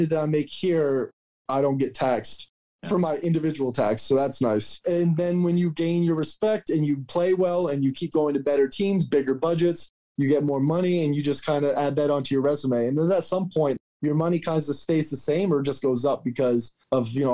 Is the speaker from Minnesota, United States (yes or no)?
no; Maine, United States; moved away as an adult; I'm from Maine